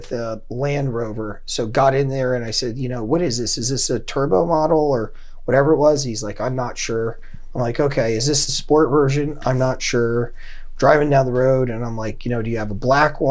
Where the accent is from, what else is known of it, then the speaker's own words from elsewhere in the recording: New Jersey, United States; now in Las Vegas, United States; I grew up on the East Coast in New Jersey